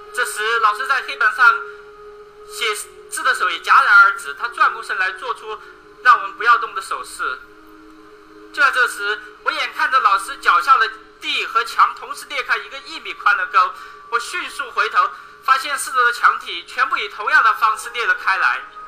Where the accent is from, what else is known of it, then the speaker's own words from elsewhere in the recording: Beichuan, Sichuan, China; 我来自四川北川